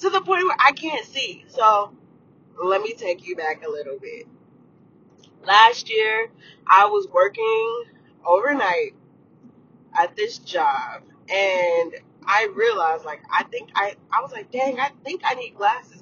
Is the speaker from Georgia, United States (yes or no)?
yes; Atlanta, Georgia, United States; moved away; I am from Atlanta, Georgia, born and raised.